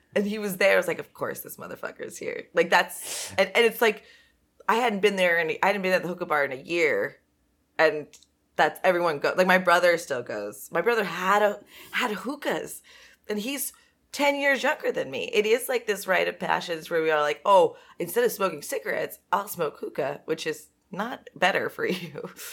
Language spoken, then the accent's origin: English; Los Angeles, California, United States; I was from the Valley